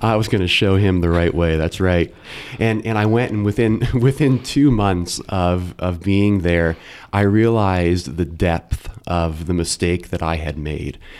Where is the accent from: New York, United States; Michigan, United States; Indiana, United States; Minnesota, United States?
Indiana, United States; Carmel; also born or lived in Westfield / Lafayette / Logansport / Delphi; now in Noblesville, United States; I grew up in Carmel and went to Our Lady of Mount Carmel schools through grade school, Carmel High School